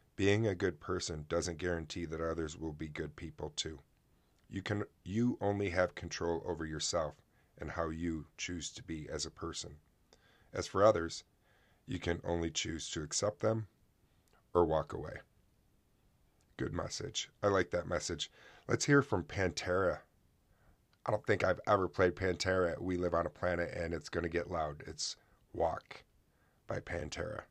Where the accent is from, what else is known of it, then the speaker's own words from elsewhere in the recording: Oswego, New York, United States; my hometown